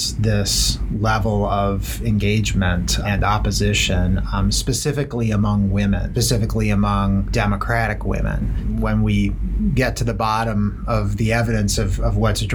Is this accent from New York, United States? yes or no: yes; Rochester, New York, United States; I'm from Rochester, New York, which is where Susan B. Anthony is buried